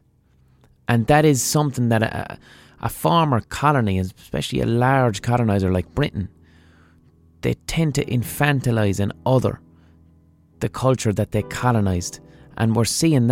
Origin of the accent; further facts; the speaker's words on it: Ireland; as an Irish person